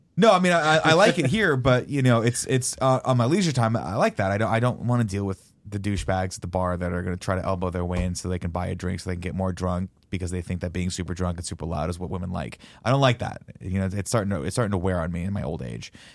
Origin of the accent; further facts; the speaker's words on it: Riverside, California, United States; growing up in Riverside, there wasn't much